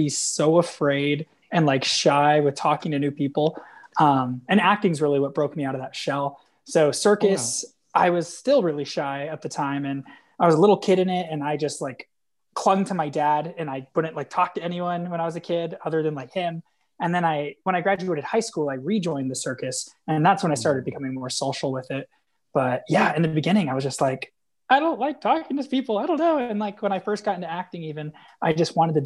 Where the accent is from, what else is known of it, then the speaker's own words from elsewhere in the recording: a town about an hour from San Diego, California, United States; I grew up in a town that was like about an hour from San Diego